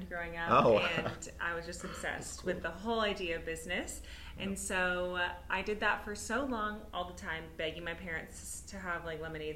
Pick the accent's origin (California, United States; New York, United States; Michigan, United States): California, United States; Los Angeles; So we were raised in Hollywood, but we were Christians in Hollywood